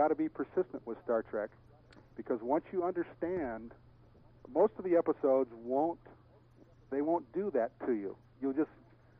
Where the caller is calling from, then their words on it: Long Beach, California, United States; From Long Beach.